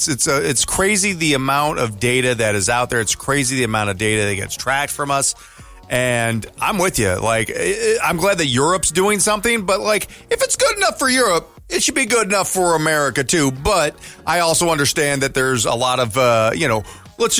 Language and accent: English; Denver, Colorado, United States; And I'm from Denver. That's where I was born.